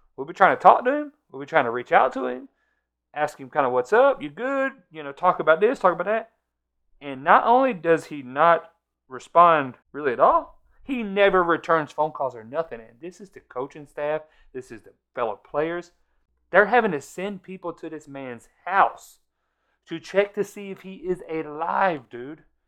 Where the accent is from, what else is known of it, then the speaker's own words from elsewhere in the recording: next county over from Okaloosa County, Florida, United States; It's the next county over, um, from, from my hometown.